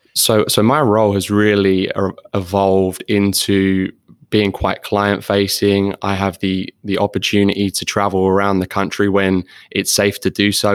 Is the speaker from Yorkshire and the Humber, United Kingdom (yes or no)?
no; London, United Kingdom; moved away as an adult; now in Florida, United States; I am actually from London originally.